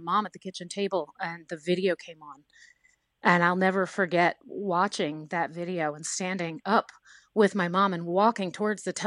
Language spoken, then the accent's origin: English; the South, United States; I grew up in the South